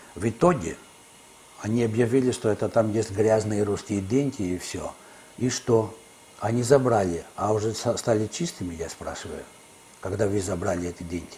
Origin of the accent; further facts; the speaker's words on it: Greece; moved away as an adult; also born or lived in Kyiv, Ukraine; моя страна, где я родился и вырос